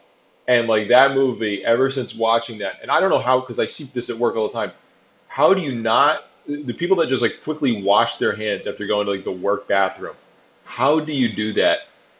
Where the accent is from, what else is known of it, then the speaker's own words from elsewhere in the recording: Boston, Massachusetts, United States; Motherfucker, I'm from Boston. Fuck New York.